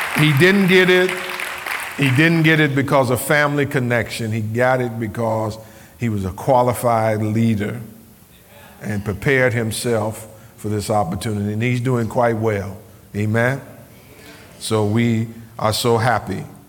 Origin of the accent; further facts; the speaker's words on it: Cleveland, Ohio, United States; I grew up in Cleveland, Ohio